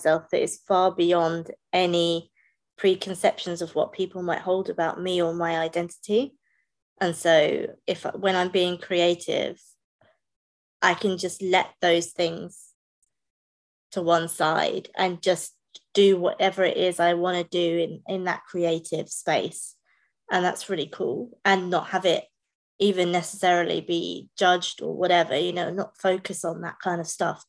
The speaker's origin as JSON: {"language": "English", "country": "United Kingdom", "said": "I'm British"}